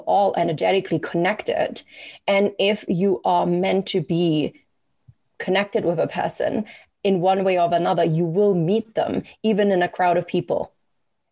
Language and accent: English; Germany; moved away as an adult; now in Canada; I have lived the same amount of time in Canada than I did growing up in Germany